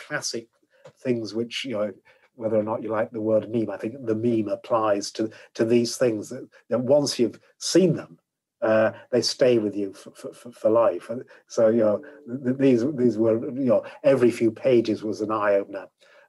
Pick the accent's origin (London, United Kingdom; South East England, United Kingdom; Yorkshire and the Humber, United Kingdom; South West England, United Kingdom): Yorkshire and the Humber, United Kingdom; the way I was brought up in Yorkshire, there were two bits of my life.